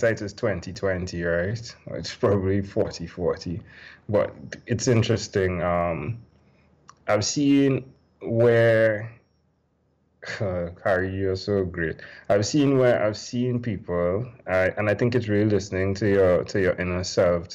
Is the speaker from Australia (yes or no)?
no; Trinidad & Tobago; I'm from Trinidad and Tobago